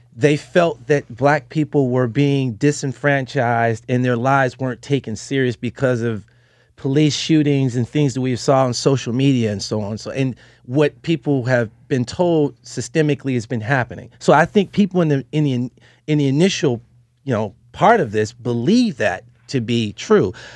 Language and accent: English; Detroit, Michigan, United States; I'm from Detroit